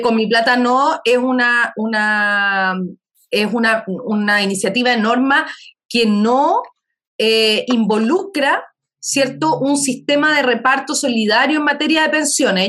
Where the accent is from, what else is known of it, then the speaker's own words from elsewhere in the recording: Chile; como una chilena decente